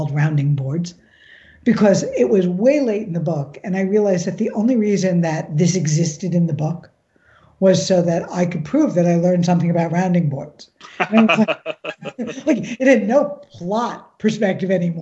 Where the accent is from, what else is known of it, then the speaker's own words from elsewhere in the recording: New York, United States; growing up in New York